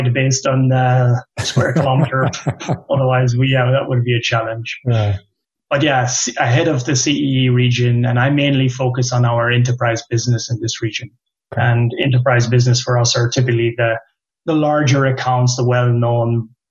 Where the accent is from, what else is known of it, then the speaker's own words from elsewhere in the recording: Ireland; moved away as an adult; also born or lived in Limerick / Germany; we, as the Irish community of the past, we've always been roaming or been sent to foreign lands